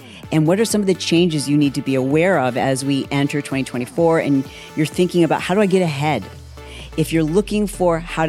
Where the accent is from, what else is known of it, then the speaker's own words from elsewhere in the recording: Grand Rapids, Michigan, United States; And maybe that's because I'm from Grand Rapids, Michigan, right?